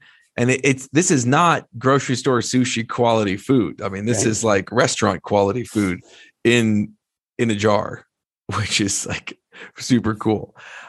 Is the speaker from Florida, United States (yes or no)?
no; New Jersey, United States; I'm from Jersey